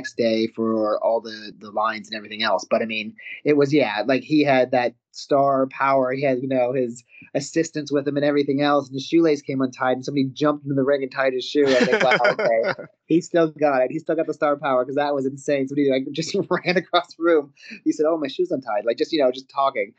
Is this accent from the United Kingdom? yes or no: no; Canada; moved away; I'm originally from Canada